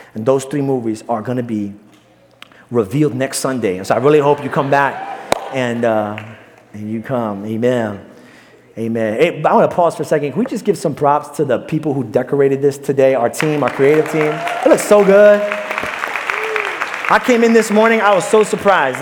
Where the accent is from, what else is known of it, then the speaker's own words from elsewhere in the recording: New York City, New York, United States; moved away; Mine is Brooklyn